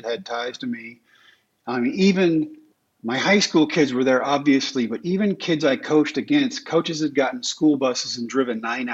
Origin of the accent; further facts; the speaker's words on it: Texas, United States; the ballpark in Arlington, in my home state